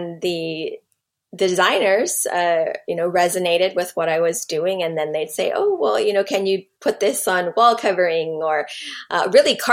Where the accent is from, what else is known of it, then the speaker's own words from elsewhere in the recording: Hawaii, United States; I'm Native Hawaiian